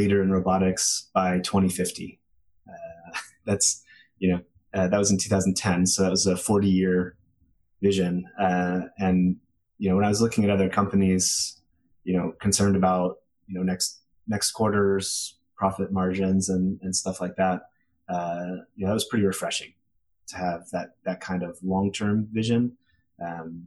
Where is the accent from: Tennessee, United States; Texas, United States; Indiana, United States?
Texas, United States; Austin; moved away as an adult; also born or lived in California; now in Boston, United States; I grew up in Austin, Texas, and definitely missing the food from back home. Now I'm up in Boston.